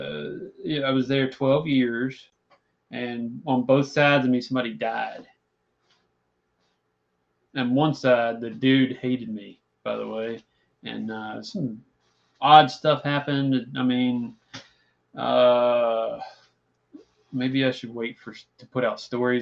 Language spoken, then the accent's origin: English; Christiansburg, Virginia, United States; I grew up in Christiansburg